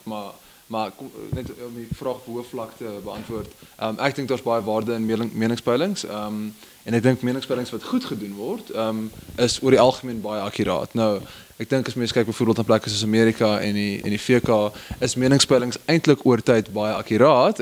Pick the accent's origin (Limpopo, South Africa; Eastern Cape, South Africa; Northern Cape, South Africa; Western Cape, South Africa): Western Cape, South Africa; Stellenbosch; ek het groot geword in Stellenbosch